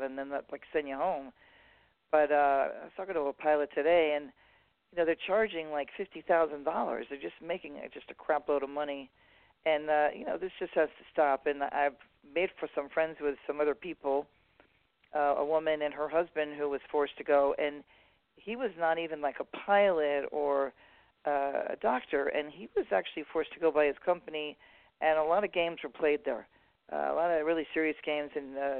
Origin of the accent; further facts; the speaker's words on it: New York City, New York, United States; now in Southern California, United States; I was raised like in New York City